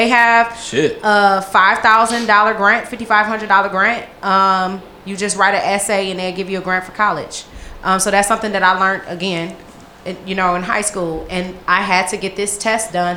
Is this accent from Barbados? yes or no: yes; Christ Church, Barbados; moved away; I was born in Christchurch, Barbados